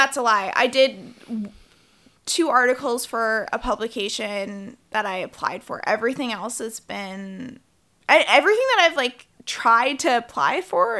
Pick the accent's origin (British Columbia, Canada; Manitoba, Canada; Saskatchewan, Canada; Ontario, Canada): British Columbia, Canada; New Westminster; I grew up in the suburbs. So I grew up in New West.